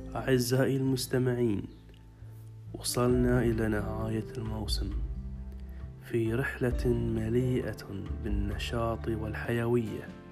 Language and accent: Arabic; Bahrain; يسألوني من أين أنت؟ وأقول لهم من البحرين